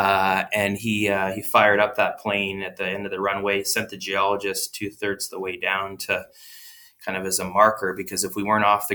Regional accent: Didsbury, Alberta, Canada; I grew up as a fourth generation on the family farm in south central Alberta, about an hour northwest of Calgary, a little place called Didsbury.

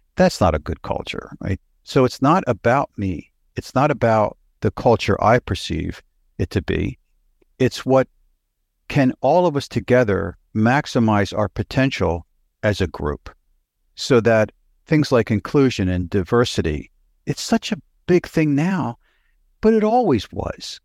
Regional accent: Pennsylvania, United States; born or raised there; moved away; also born or lived in New York City / Los Angeles / Houston / United Kingdom

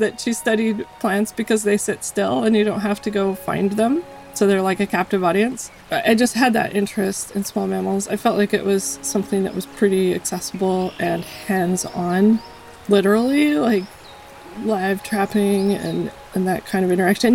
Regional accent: Colorado, United States; now in Yukon River village, United States; I grew up in Colorado in the mountains and spent most of my childhood outdoors whenever I could be.

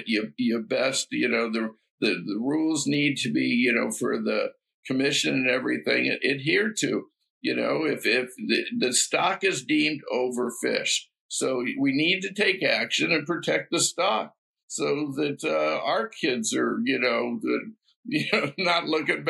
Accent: West Coast, United States; moved away; I grew up on the West Coast

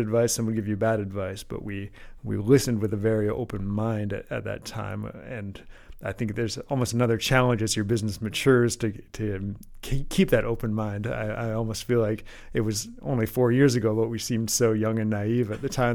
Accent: Calgary, Alberta, Canada; moved away; we're all originally from Calgary, of all places

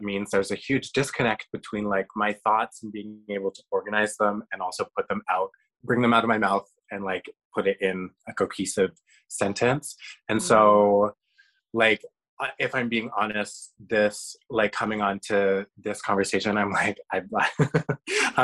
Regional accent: Canada; I am Canadian. I have a Canadian passport

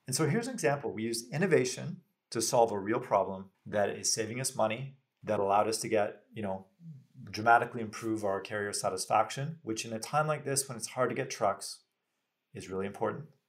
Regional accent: Canada; as a Canadian, very proud

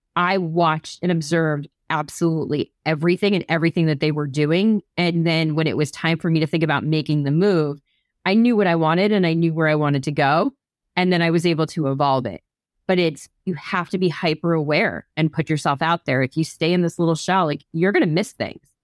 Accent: New Jersey, United States; I grew up in New Jersey

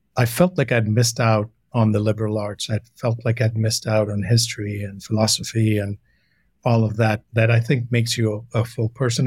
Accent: Renukoot, Uttar Pradesh, India; moved away; also born or lived in Delhi; I grew up most of my childhood was in a little storybook town called Renukut. It's about 100 miles from Banaras, Varanasi.

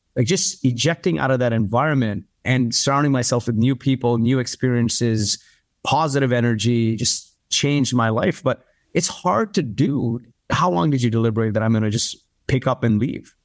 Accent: Kuwait; also born or lived in India / Canada; now in United States; My parents are from India. I grew up in Kuwait, was a refugee of the Gulf War

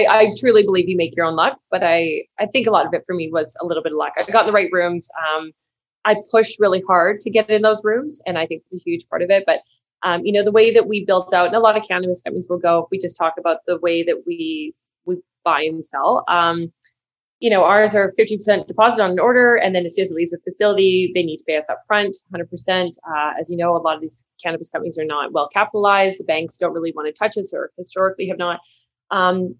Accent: Manitoba, Canada; So I'm from a big farming family. We're from Manitoba.

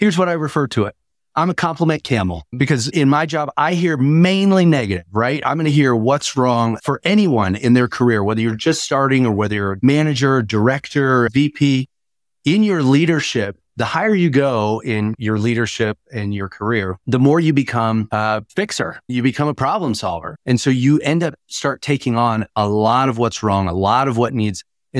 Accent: Wyoming, United States; Maybe that's because I was born in Wyoming.

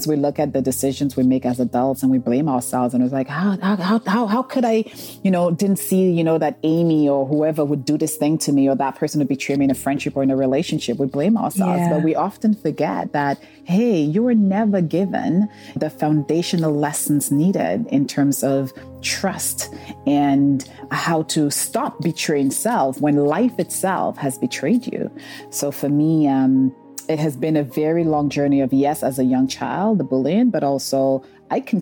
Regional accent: St. Lucia; I grew up in St. Lucia, and the area we grew up in, we're just surrounded by nature

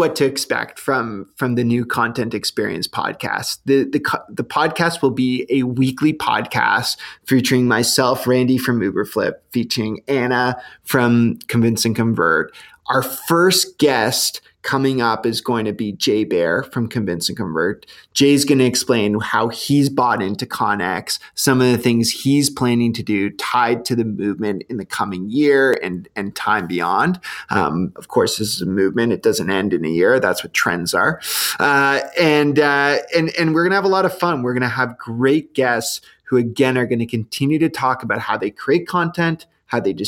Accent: Canada; we're Canadian

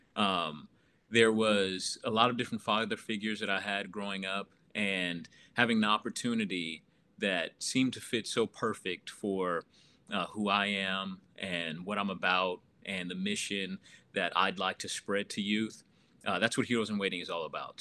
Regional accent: Oklahoma City, Oklahoma, United States; grew up in Oklahoma City pretty much my whole life

